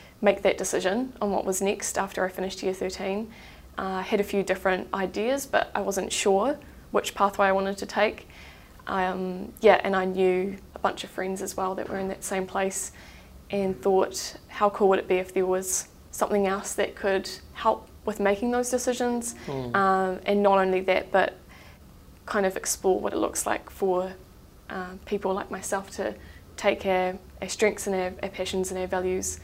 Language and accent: English; Christchurch, Canterbury, New Zealand; I have grown up in Christchurch